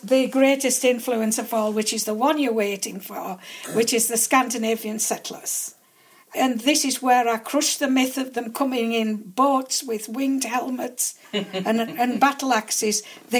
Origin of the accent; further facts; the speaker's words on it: Lakeland, North West England, United Kingdom; This is my home. This is where I was born.